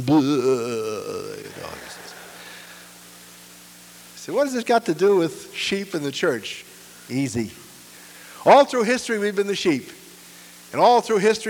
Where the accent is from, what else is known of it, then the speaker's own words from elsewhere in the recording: New York City, New York, United States; escape the ghetto where I was born in Brooklyn